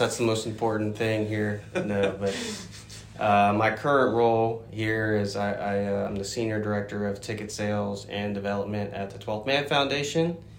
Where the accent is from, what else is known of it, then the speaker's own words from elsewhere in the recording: Greenville, Ohio, United States; moved away; I grew up in Ohio. And, you know, a small town called Greenville, about 1.5 hours north of Cincinnati